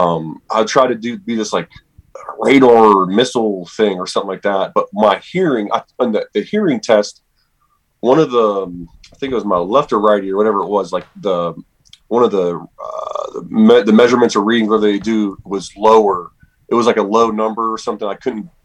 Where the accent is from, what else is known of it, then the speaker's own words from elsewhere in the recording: Steubenville, Ohio, United States; born and raised in Steubenville, Ohio